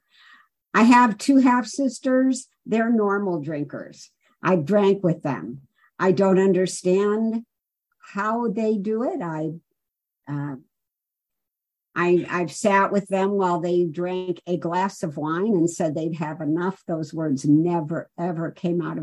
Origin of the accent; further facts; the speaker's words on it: Chicago, Illinois, United States; also born or lived in Los Angeles, California; Took a train to Chicago to spend some time with my grandparents